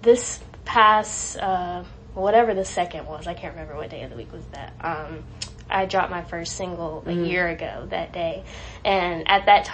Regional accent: Raleigh, North Carolina, United States; now in Greensboro, United States; I'm from Raleigh originally, and I grew up with my mom and two other siblings

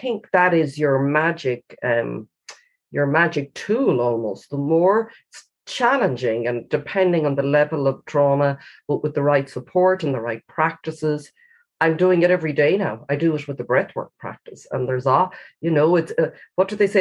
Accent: Galway, Connacht, Ireland; I picked my hometown as the place

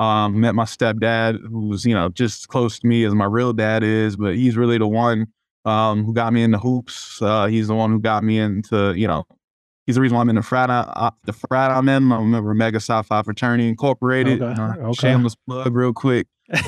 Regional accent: Washington, District of Columbia, United States; Oh, man, you know, the funny thing is, like, when I was a kid growing up in D.C., mom was a single mother.

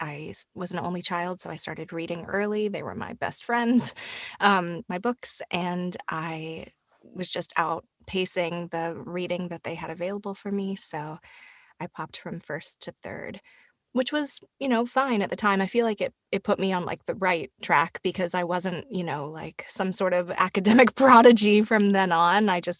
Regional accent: Tennessee, United States; Right. I'm from Tennessee, which is very close to Georgia. But yeah, I grew up in Tennessee.

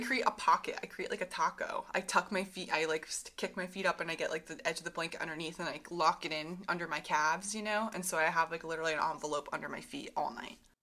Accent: Vermont and New Hampshire, United States; moved away; when I grew up in Vermont and New Hampshire

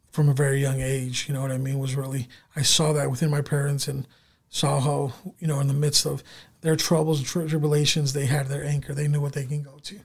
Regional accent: San Diego, California, United States; now in Sioux Falls, United States; Growing up, um, you know, in the San Diego area, I grew up in so- Southern California.

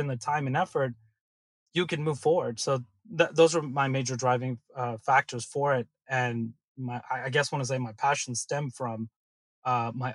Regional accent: Silicon Valley, California, United States; growing up in Silicon Valley

